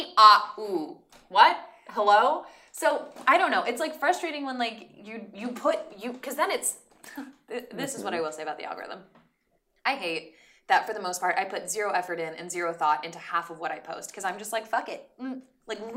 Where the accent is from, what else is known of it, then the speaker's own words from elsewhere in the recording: Reno, Nevada, United States; moved away as an adult; now in Los Angeles, United States; I'm from Reno.